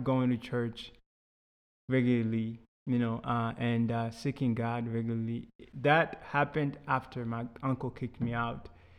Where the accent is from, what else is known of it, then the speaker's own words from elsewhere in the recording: Houston, Texas, United States; So I was a very mischievous kid. Yeah, so, you know, growing up in Houston is big.